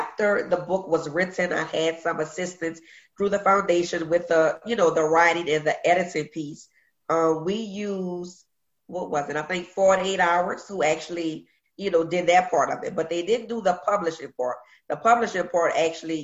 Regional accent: New Orleans, Louisiana, United States; also born or lived in Virginia; Born and raised in Uptown, New Orleans, the Third Ward, is where I grew up.

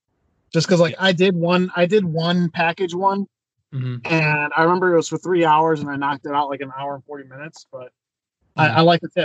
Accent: Chicago, Illinois, United States; I got the Chicago flag because obviously I was born in Chicago.

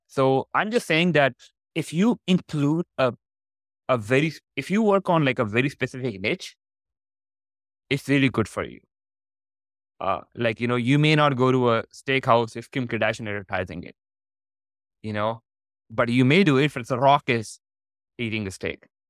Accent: Pakistan; moved away as an adult; also born or lived in Canada; I was born in Pakistan.

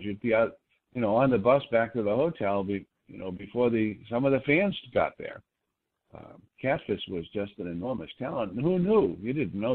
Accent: Boston, Massachusetts, United States; moved away as an adult; I was from Boston

